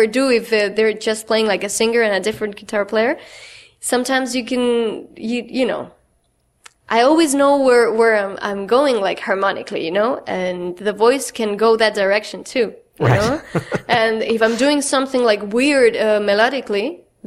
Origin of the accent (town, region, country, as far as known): Chile; English is a second language; moved away as an adult; now in Brooklyn, United States